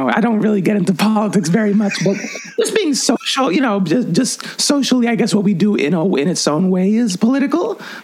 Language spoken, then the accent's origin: English; Puerto Rico; now in New York City, United States; I grew up in Puerto Rico